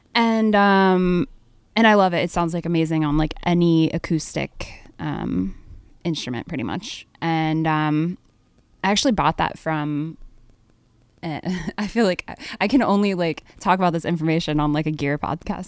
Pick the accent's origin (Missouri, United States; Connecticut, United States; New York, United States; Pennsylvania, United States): Pennsylvania, United States; Harrisburg; I grew up in Harrisburg, Pennsylvania